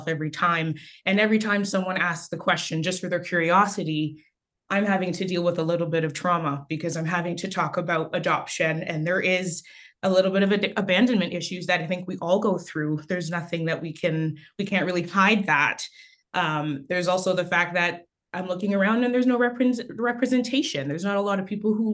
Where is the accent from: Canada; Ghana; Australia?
Canada; born or raised there; also born or lived in Haiti